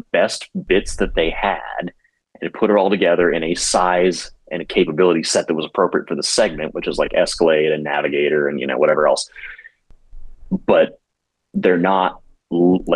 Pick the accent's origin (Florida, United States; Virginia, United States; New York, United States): Virginia, United States; moved away as an adult; now in Washington, DC, United States; I grew up and lived in Virginia until last September